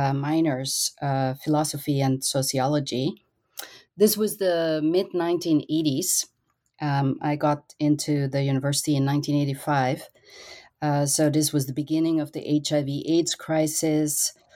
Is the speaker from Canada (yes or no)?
no; Austria; English is a second language; I grew up in Austria, in a very small country in Europe, and traveling was always among my family's favorite pastimes.